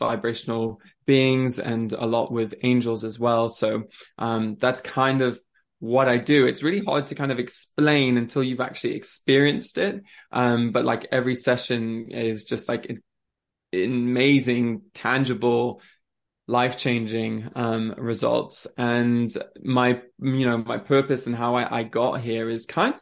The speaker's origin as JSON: {"language": "English", "country": "France", "tie": "born or raised there", "also_born_or_lived": "Switzerland", "moved": "yes", "lives_now": "England", "said": "born in Switzerland. I grew up in France."}